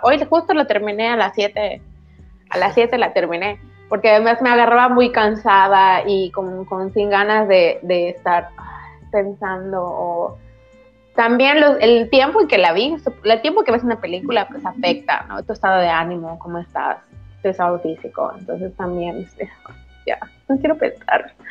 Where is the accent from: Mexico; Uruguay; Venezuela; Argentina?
Mexico; Yucatán; soy yucateca, entonces va como que en mi dialecto.